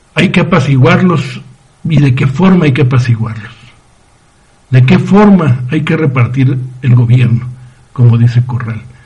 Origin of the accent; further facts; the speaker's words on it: Ciudad Juárez, Chihuahua, Mexico; moved away as an adult; en mi tierra, en Ciudad Juárez